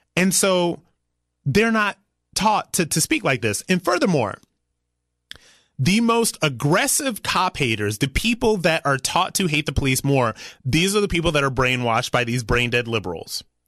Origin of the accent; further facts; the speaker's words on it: Ohio, United States; I am from Ohio. I'm proud to be from Ohio. Ohio gave me my values.